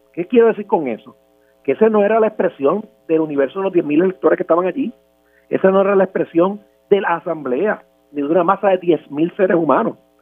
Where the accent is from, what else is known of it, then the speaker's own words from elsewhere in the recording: San Juan, Puerto Rico; los que somos de Río Piedra